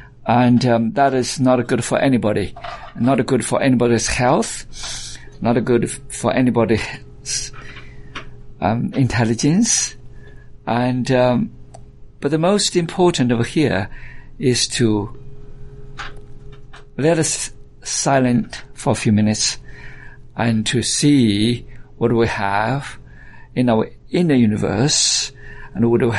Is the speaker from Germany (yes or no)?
no; China; also born or lived in Alabama / Georgia / Texas / California; now in United States; And yes, I came from China, but I live most of my life in the United States, and I consider myself as Alabamian, and of course partially Georgia, and I stayed in Houston, and from Texas a while, and California for a while.